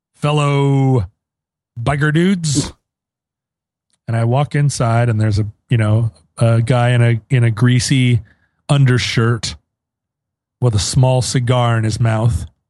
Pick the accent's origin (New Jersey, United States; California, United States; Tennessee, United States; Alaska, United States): Alaska, United States; Anchorage; moved away; growing up in Anchorage